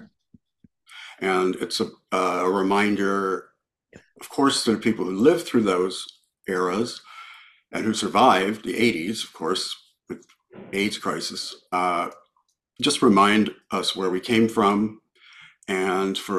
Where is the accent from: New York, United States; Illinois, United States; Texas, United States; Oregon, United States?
Illinois, United States; Peoria; moved away; growing up in Illinois and Peoria, very conservative place